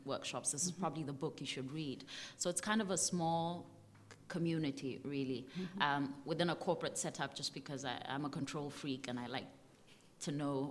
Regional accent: Botswana; I come from Botswana, and I'm here in Iowa City for 10 weeks

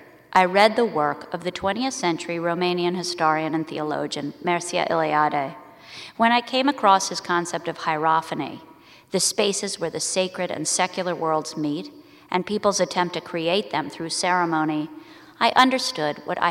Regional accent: Philadelphia, Pennsylvania, United States; I was raised as the daughter of an Episcopal priest and grew up in a rectory in suburban Philadelphia during the 70s and 80s

